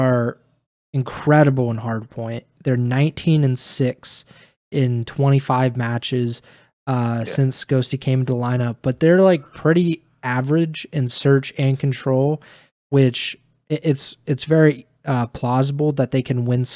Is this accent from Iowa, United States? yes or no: no; Columbus, Ohio, United States; my hometown of Columbus, Ohio